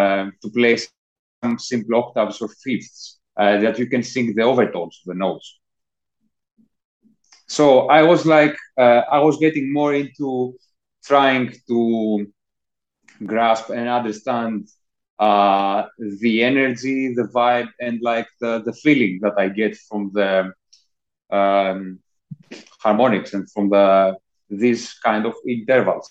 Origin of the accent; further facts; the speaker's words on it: Athens, Attica, Greece; moved away as an adult; also born or lived in Corfu; now in London, United Kingdom; I was born in Athens, Greece. I grew up there.